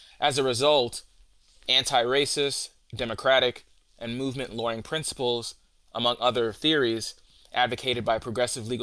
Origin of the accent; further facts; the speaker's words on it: New York City, New York, United States; I was born and raised in the South Bronx in New York City